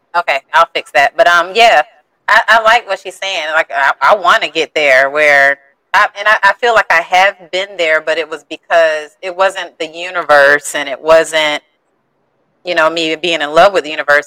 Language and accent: English; St. Petersburg, Florida, United States; I'm from St. Pete, Florida.